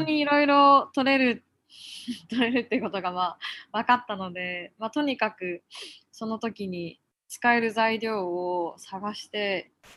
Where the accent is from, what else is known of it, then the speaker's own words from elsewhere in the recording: Yokote, Akita, Japan; also born or lived in Tokyo; この横手市というところが私の生まれた町